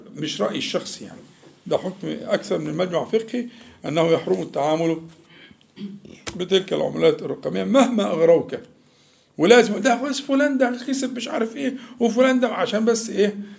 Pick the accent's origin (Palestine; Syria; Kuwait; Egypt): Egypt; احنا كمصريين يعني عندنا عبد المنعم ده اسمه مشهور جداً